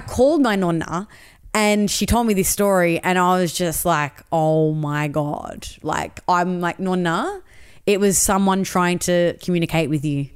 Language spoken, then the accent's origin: English; Sydney, New South Wales, Australia; I grew up in Western Sydney